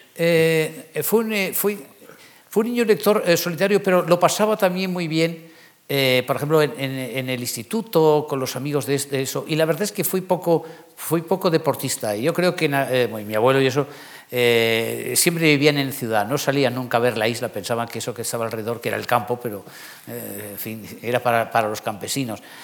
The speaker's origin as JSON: {"language": "Spanish", "town": "Palma", "region": "Balearic Islands", "country": "Spain", "tie": "born or raised there", "also_born_or_lived": "Barcelona", "moved": "as an adult", "lives_now": "Madrid, Spain", "said": "yo soy mallorquín, pero siempre lo suelo decir, soy mallorquín de Palma"}